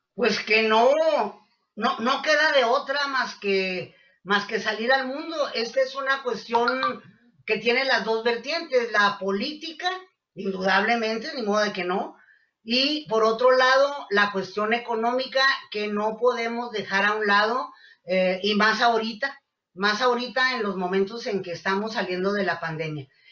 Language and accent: Spanish; Mexico; como mexicanos